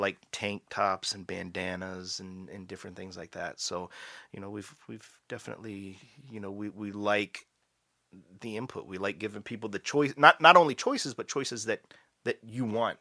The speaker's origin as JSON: {"language": "English", "region": "Maryland", "country": "United States", "moved": "yes", "lives_now": "Canada", "said": "I'm from Maryland"}